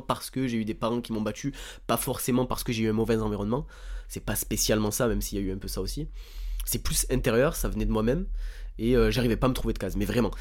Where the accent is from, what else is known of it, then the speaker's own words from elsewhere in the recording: Bouches-du-Rhône, Provence-Alpes-Côte d'Azur, France; j'ai grandi dans les Bouches-du-Rhône, dans un petit village